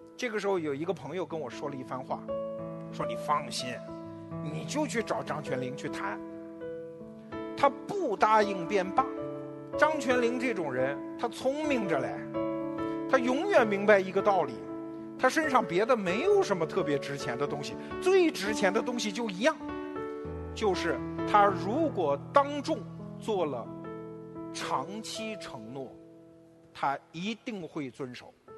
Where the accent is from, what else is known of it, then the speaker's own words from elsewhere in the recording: China; 我们中国人现在两代人之间经常会为你结不结婚有争论